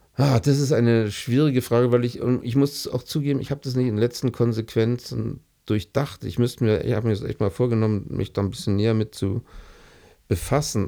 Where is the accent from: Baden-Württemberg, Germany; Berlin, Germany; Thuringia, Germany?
Berlin, Germany; now in Munich, Germany; ich komme aus Berlin